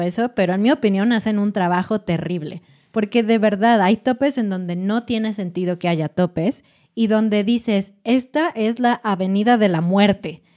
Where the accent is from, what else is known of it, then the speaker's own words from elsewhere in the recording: Mexico City, Mexico; en Ciudad de México, que es mi ciudad natal